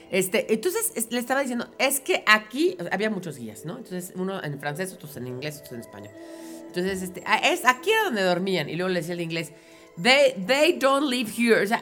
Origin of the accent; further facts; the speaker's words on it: Mexico; todo nacido en este país somos mexicanos.